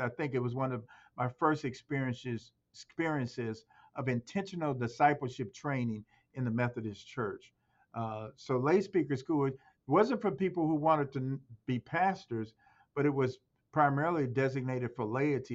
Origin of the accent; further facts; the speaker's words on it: Chicago, Illinois, United States; moved away as an adult; also born or lived in Iowa / Ohio; now in Indiana, United States; I was born in Chicago, but my parents were born from in in Alabama, and I've lived in Iowa, uh, Ohio, and Indiana